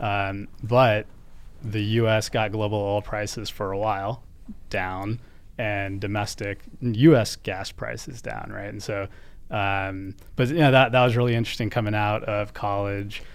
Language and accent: English; United States; as an American